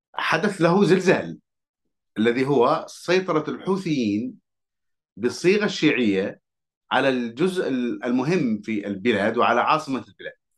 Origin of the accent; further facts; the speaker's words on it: Hadhramaut, Yemen; أنا كحضرمي